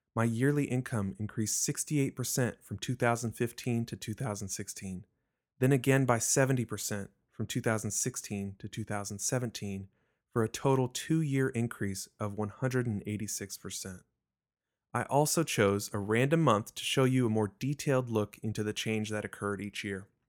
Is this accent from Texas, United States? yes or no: yes; Richardson, Texas, United States; I was born and raised in Richardson, Texas, a suburb of Dallas